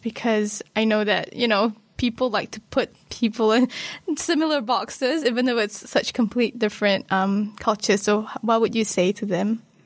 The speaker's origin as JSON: {"language": "English", "country": "Malaysia", "tie": "born or raised there", "moved": "yes", "lives_now": "New Zealand", "said": "from Malaysia. I grew up there"}